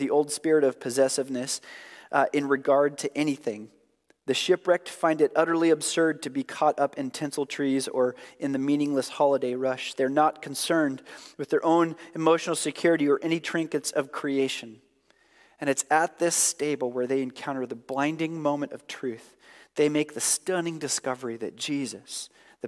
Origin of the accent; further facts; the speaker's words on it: Oregon, United States; I'm from Oregon